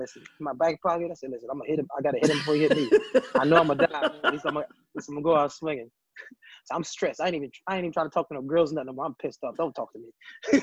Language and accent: English; Trenton, New Jersey, United States; moved away as an adult; also born or lived in New York City; I'm coming from Trent, New Jersey